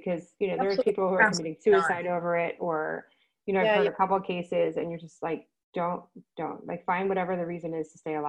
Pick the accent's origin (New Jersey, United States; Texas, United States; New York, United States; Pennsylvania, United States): New Jersey, United States; I grew up in New Jersey